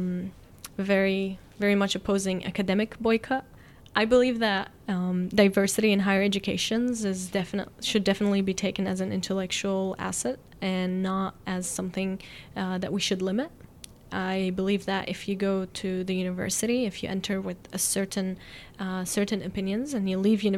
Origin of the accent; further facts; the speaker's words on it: Haifa, Haifa District, Israel; I'm definitely fortunate to be growing up in Haifa